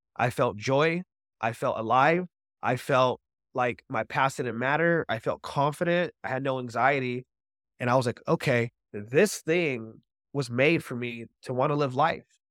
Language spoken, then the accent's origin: English; Orange County, California, United States; I grew up in Orange County, California